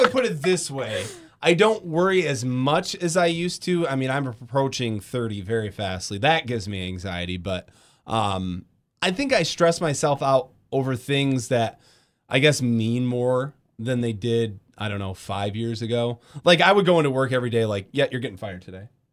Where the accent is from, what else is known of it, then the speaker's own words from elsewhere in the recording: Grand Rapids, Michigan, United States; moved away as an adult; also born or lived in Iowa / Battle Creek; now in Kalamazoo, United States; I'm from West Michigan, grew up in Grand Rapids.